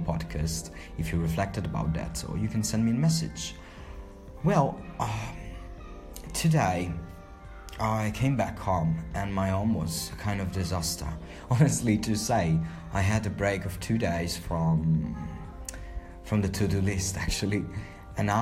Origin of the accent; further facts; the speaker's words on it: Palermo, Sicily, Italy; I'm from Palermo in Sicily, the island southern Italy